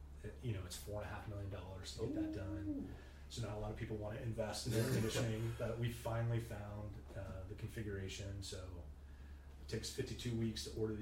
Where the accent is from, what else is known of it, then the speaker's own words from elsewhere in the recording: Pasadena, California, United States; moved away as an adult; also born or lived in Seattle, Washington; I'm from Pasadena, California